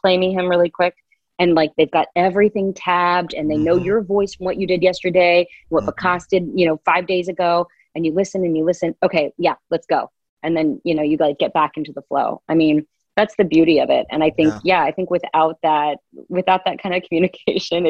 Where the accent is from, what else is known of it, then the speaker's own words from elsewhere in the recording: the South, United States; I was raised in the South